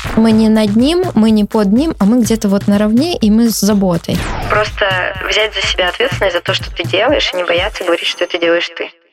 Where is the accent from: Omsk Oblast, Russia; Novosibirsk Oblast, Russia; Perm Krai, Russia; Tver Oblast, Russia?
Omsk Oblast, Russia; Omsk; now in Moscow, Russia; в городе Омске, в моем родном городе